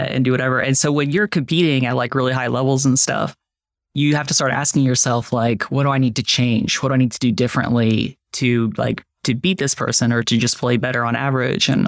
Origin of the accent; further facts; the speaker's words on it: Fredericksburg, Virginia, United States; also born or lived in Richmond, Virginia; I moved from Fredericksburg to Richmond